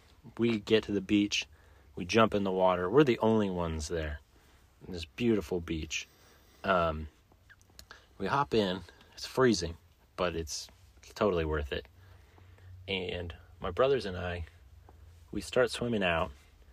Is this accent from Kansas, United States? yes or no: yes; Kansas, United States; It's February, but we're from Kansas.